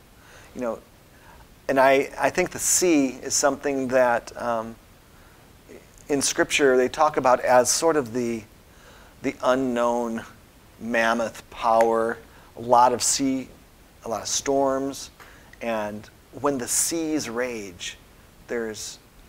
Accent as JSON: {"language": "English", "country": "Austria", "tie": "born or raised there", "said": "I spent my high school years in Austria growing up in the Alps, and just huge, big, mammoth pieces of granite."}